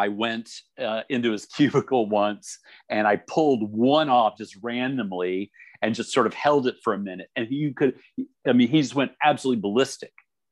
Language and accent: English; East Coast, United States; I'm from the East Coast